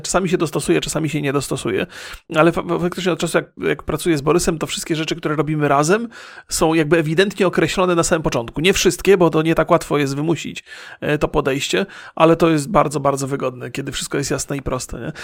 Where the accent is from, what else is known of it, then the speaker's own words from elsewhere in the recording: Bolesławiec, Lower Silesian Voivodeship, Poland; now in San Francisco, United States; ja się urodziłem w mieście i nie było to duże miasto, Bolesławiec Wielki nie jest